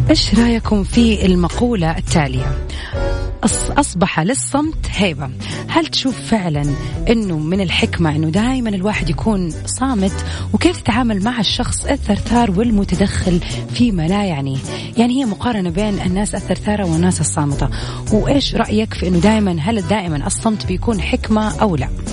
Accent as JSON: {"language": "Arabic", "country": "Saudi Arabia", "accent": "Saudi", "said": "أنا قاعدة أحاول أتكلم اللهجة المصرية مع السعودية"}